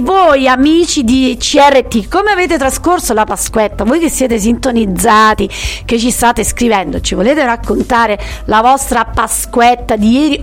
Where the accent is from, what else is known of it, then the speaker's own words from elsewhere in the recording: a village near Taurasi, Campania, Italy; a cavallo tra il mio paese e Taurasi